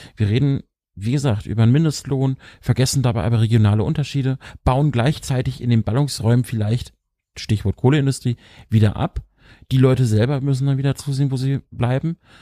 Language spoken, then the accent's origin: German; Lower Saxony, Germany; ich als Niedersachse